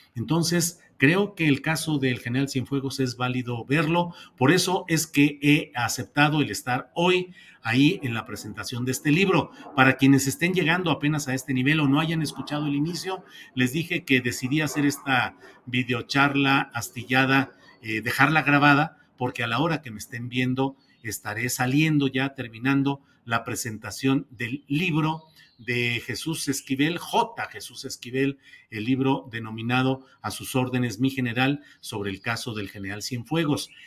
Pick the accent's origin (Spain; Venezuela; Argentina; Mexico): Mexico; como mexicanos